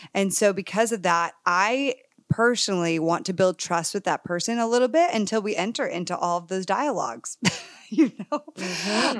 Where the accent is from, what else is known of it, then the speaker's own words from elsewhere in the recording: Connecticut, United States; I grew up in a whitewash area in Connecticut